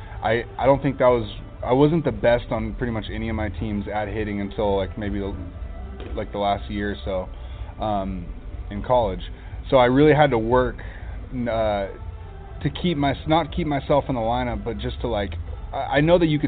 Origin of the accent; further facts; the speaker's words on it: Huntington Beach, California, United States; I come from Huntington Beach